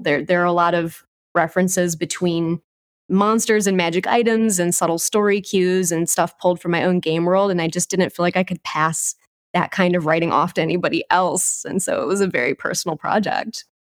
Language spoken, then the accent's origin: English; Southern Wisconsin, United States; I grew up in Southern Wisconsin around people who played a lot of old school D and D